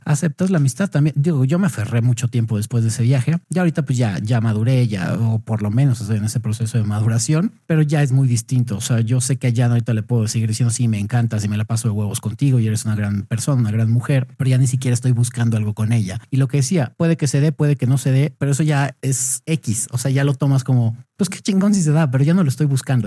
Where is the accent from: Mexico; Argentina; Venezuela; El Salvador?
Mexico; yo, güey, soy de México